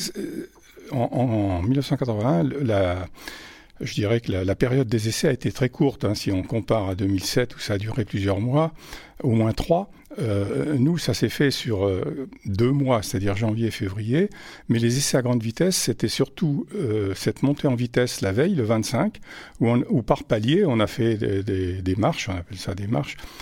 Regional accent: Vichy, Auvergne-Rhône-Alpes, France; also born or lived in Paris; now in Clermont-Ferrand, France; je suis originaire de Vichy

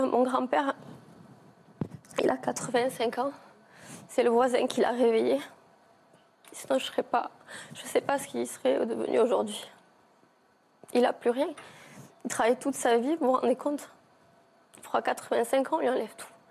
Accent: Villegailhenc, Occitania, France; chez nous, à Villegayen

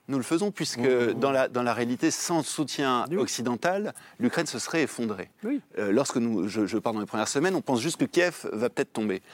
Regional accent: France; en tant que Français

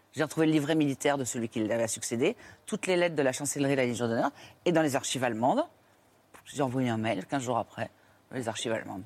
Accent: Tours, Centre-Val de Loire, France; je suis de Tours

